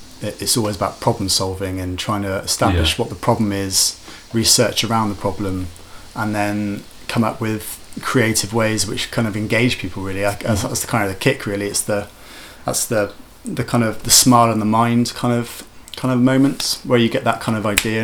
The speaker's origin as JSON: {"language": "English", "area": "Wiltshire", "region": "South West England", "country": "United Kingdom", "also_born_or_lived": "Cardiff", "moved": "as an adult", "said": "I'm originally from Wiltshire, so living in the country"}